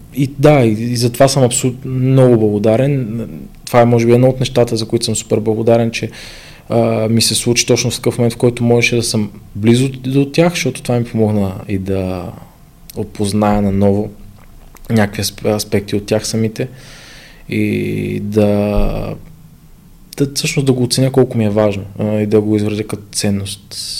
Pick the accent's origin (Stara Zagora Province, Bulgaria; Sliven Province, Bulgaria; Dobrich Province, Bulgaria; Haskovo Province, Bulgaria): Haskovo Province, Bulgaria; Ivaylovgrad; now in Sofia, Bulgaria; аз се върнах в Ивайлоград, понеже аз съм от Ивайлоград